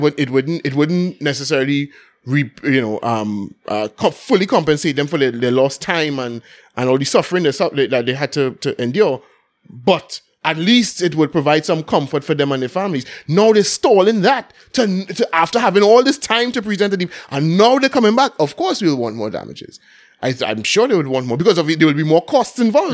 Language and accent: English; Port of Spain, Trinidad & Tobago; growing up in Belmont, everything going on for Carnival